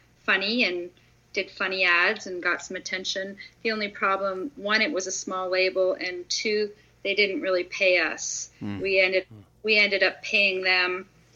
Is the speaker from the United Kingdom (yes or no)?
no; Toronto, Ontario, Canada; now in United States; When I grew up in Toronto